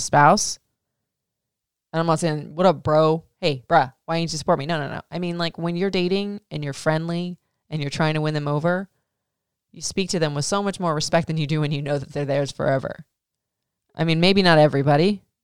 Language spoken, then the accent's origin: English; Florida, United States; I grew up in Florida